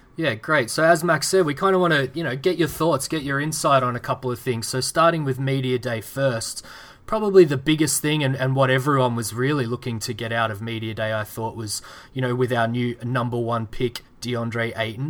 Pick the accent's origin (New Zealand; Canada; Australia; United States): Australia; Melbourne, Victoria; my hometown team, Melbourne